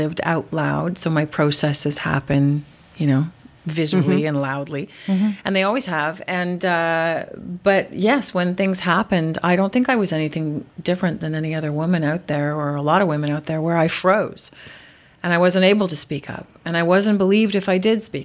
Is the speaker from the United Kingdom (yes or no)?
no; Montreal, Quebec, Canada